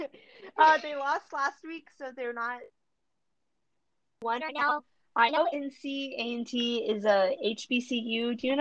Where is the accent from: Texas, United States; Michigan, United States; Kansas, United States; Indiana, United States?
Texas, United States; Dallas; I'm from Dallas, so everyone expects me to be a Dallas Cowboys fan, but no, I'm a Washington football team fan.